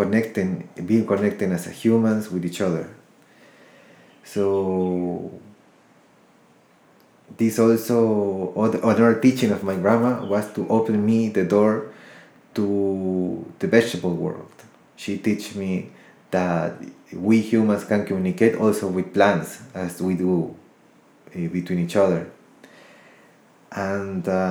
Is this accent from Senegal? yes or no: no; Ecuador; also born or lived in United States; I was born in the United States, raised in Ecuador, South America, and my roots are Colombian.